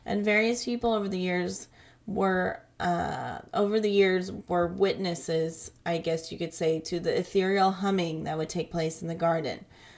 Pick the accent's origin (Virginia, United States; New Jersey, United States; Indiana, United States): Virginia, United States; So I grew up in Northern Virginia, and we had plenty of battlefields and such to visit for school trips.